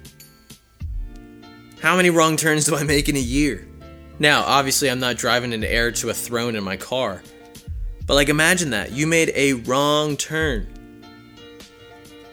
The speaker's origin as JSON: {"language": "English", "region": "New Jersey", "country": "United States", "tie": "born or raised there", "also_born_or_lived": "Philadelphia area", "moved": "yes", "lives_now": "Harrisburg, United States", "said": "I grew up in New Jersey"}